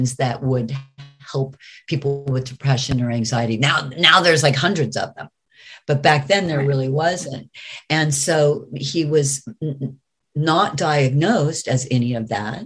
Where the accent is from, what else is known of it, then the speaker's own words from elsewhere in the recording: United States; I'm American